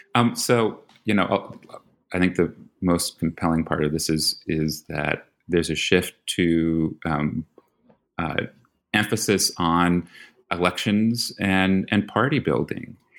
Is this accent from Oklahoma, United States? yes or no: no; New York, United States; moved away; I'm from New York. So that's, you know, you, you have a Philly boy and a New York boy